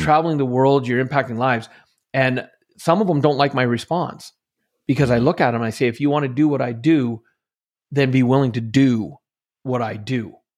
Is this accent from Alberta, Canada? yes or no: yes; central Alberta, Canada; growing up in Canada, in central Alberta, most of my life